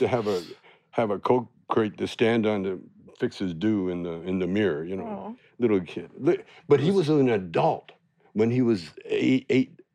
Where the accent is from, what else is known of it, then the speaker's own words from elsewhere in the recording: Canada; moved away; I had to get a green card because I'm a Canadian